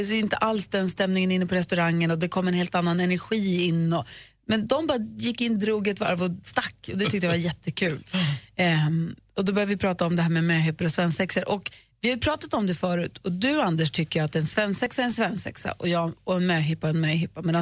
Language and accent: Swedish; Lund, Skåne, Sweden